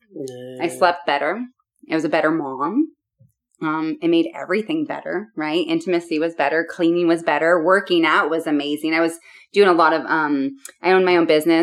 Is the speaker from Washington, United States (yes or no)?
yes; Seattle, Washington, United States; I grew up in Seattle, Washington